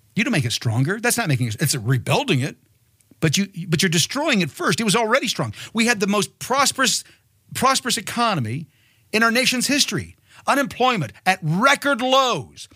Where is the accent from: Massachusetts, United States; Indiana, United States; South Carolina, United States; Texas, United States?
Indiana, United States; Martinsville; moved away; I'm originally from Martinsville, Indiana.